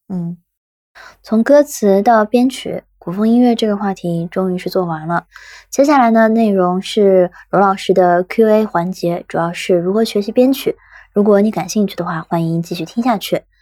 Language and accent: Chinese; Shanghai, China; 我本身是上海人